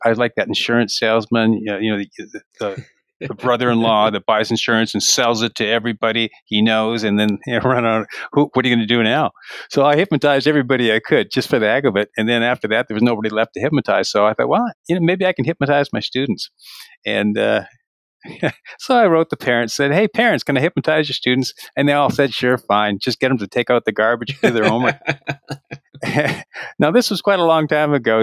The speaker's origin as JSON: {"language": "English", "country": "Canada", "moved": "as an adult", "lives_now": "Ashland, United States", "said": "I'm from Canada. I did most of my public school teaching up in Canada"}